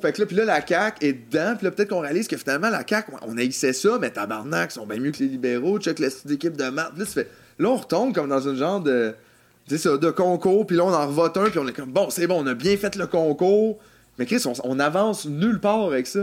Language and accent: French; Quebec, Canada; Québécois, nous sommes Québécois.